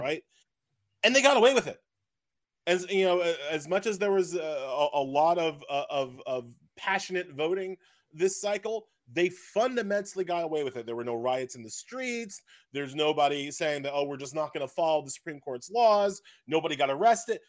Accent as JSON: {"language": "English", "area": "Long Island", "region": "New York", "country": "United States", "tie": "born or raised there", "said": "I am a born and bred Long Islander"}